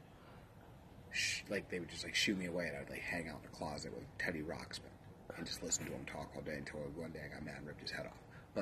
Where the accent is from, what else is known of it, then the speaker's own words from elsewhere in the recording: Salisbury, North Carolina, United States; moved away; also born or lived in Harrisburg, Pennsylvania; I'm from Salisbury, North Carolina